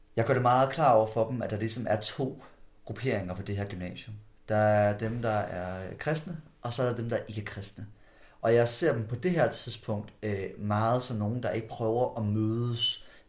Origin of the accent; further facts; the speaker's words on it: Skjern, Central Denmark Region, Denmark; vi to vi kommer fra samme område af. Vi kommer fra downtown omkring Skærm, kommune af.